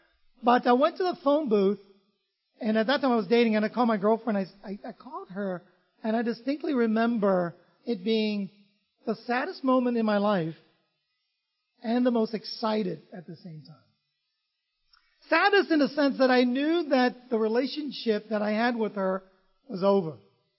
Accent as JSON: {"language": "English", "country": "Vietnam", "tie": "born or raised there", "said": "Lena, I grew up in Vietnam, so I'm kind of used to rain and stuff like that."}